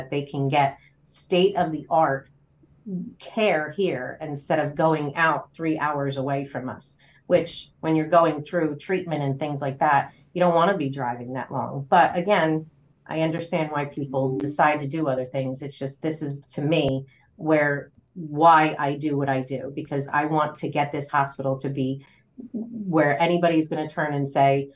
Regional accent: Trenton, New Jersey, United States; also born or lived in Ewing, New Jersey; I've lived in this area my whole life. So I grew up in Trenton and moved to Ewing when I was about 16, 17.

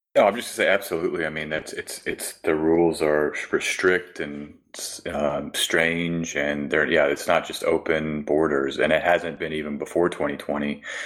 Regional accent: United States; as an American

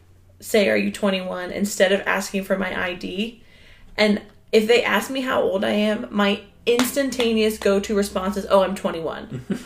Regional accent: Virginia, United States; now in California, United States; I'm from Virginia, for those of you who don't know.

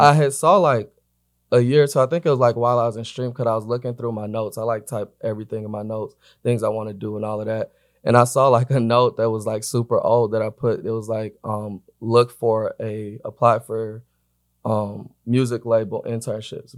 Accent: Atlanta, Georgia, United States; now in Los Angeles, United States; I'm based in L A. I'm from Atlanta

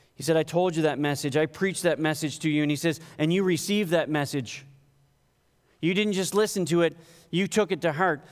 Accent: Canada; I'm Canadian

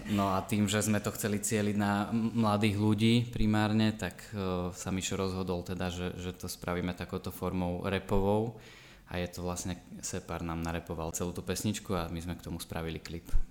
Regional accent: Banská Štiavnica, Banská Bystrica Region, Slovakia; miestnym kameramanom u nás v Banskej Štiavnici, ktorý ma začal brávať na stužkové a svadby, kde som sa zaučal, to už bolo na konci základnej školy

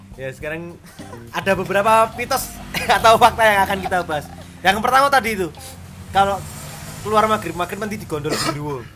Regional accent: Java, Indonesia; kita sebagai orang Jawa

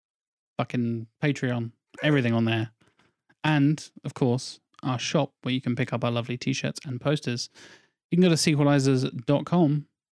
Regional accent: United Kingdom; We're very British.

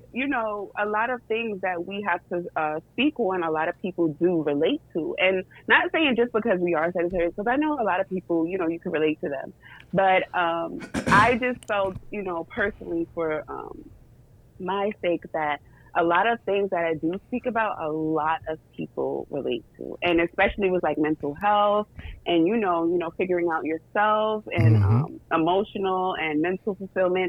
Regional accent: New York City, New York, United States; I'm from New York City.

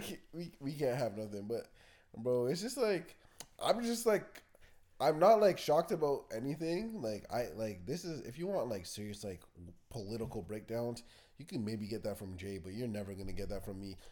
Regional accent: Canada; I'm Canadian

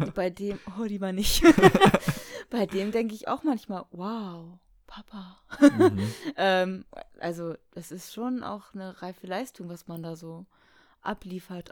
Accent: Baltic Sea coast, Germany; moved away as an adult; also born or lived in Hamburg; habe ich Alex mal meine Heimat gezeigt

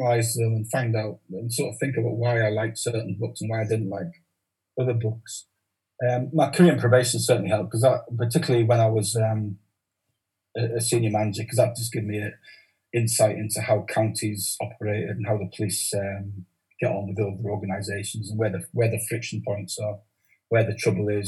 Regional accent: Newcastle upon Tyne, North East England, United Kingdom; accent: Geordie; also born or lived in Carlisle; I grew up in a village just outside, a village called Hazelrigg, a pit village

